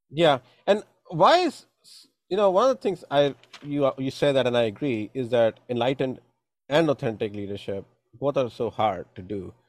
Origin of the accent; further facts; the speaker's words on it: India; moved away; growing up in India